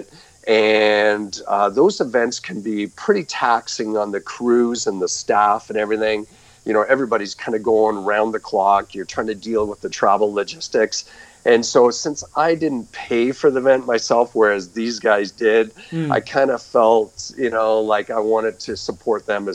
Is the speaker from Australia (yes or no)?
no; just outside of Toronto, Ontario, Canada; moved away as an adult; also born or lived in Albuquerque, New Mexico, United States; I'm actually originally from Canada. I grew up just outside of Toronto